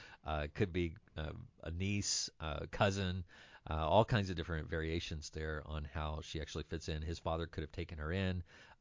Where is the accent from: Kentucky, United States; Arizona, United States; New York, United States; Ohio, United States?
Kentucky, United States; I'm from Kentucky.